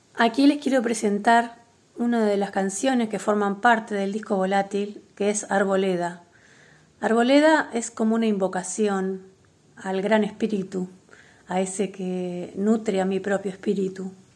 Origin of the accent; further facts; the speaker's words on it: Concordia, Entre Ríos, Argentina; moved away as an adult; also born or lived in Paraná, Argentina / Buenos Aires, Argentina; now in Bello Horizonte, Uruguay; soy nacida en Paraná, pero viví toda mi infancia en Concordia y también mi adolescencia